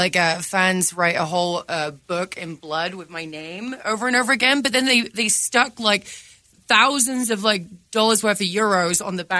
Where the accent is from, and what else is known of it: England, United Kingdom